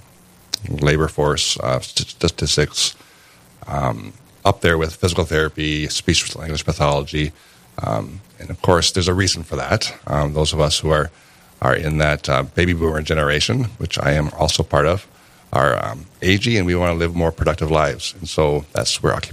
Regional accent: Grand Forks, North Dakota, United States; also born or lived in Fargo-Moorhead / Horace, North Dakota; I'm actually from the Midwest here. Grew up in Grand Forks.

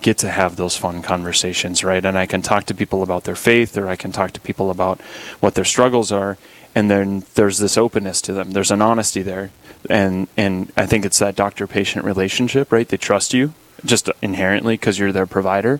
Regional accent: Dickinson, North Dakota, United States; So I'm originally from the Dickinson area. I went to South Hart, which is about 10 miles west of town, and been a parishioner at St. Joseph's here growing up

